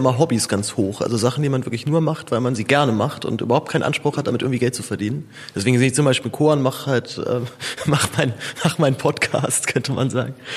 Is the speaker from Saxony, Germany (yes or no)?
no; Zehlendorf, Berlin, Germany; aus Zehendorf, wo ich aufgewachsen bin